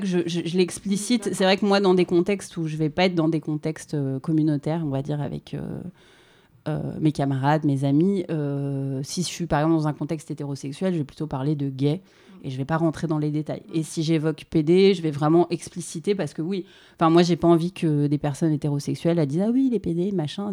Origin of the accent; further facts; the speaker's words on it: Paris, Île-de-France, France; Dans le sud de Paris, à Paris